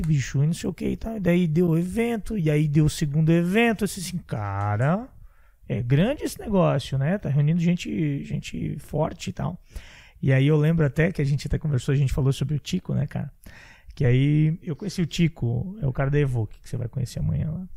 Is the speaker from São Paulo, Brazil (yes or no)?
no; Santa Catarina, Brazil; sou de Santa Catarina